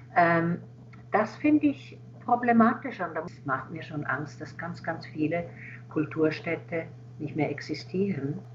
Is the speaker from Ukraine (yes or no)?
no; Switzerland; now in Berlin, Germany; Als Schweizerin kann ich ja ein, also konnte ich einreisen